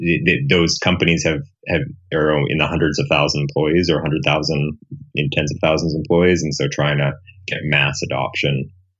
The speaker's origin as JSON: {"language": "English", "country": "Canada", "also_born_or_lived": "Perth / Silicon Valley", "moved": "yes", "lives_now": "Houston, United States", "said": "I'm a Canadian, it's a long story. And then moved to the Silicon Valley about 6 years ago."}